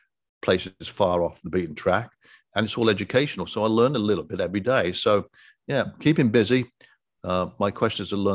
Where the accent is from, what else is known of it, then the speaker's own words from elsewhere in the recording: Coventry, West Midlands, United Kingdom; moved away as an adult; now in Destin, United States; I have an accent because I was born and raised in Coventry, England